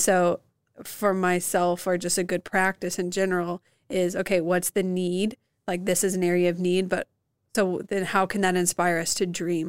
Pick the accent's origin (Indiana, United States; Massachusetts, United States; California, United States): Indiana, United States; Evansville; growing up in Evansville